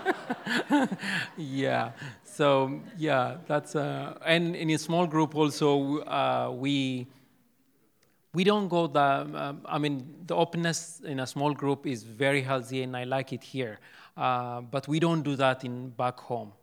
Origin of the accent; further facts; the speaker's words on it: Ethiopia; first language Amharic; English is a second language; moved away as an adult; now in United States; I'm from Ethiopia. I speak Amharic